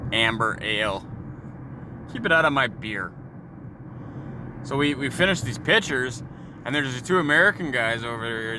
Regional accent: Canada; we're Canadian

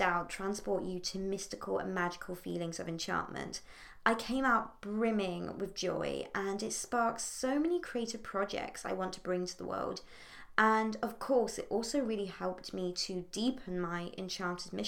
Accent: Port Sunlight, North West England, United Kingdom; in Port Sunlight in the Wirral, my hometown near Liverpool

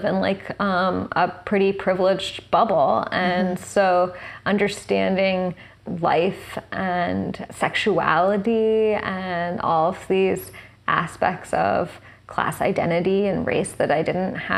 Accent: New York City, New York, United States; where I grew up in Tribeca in the 90s or in the 80s

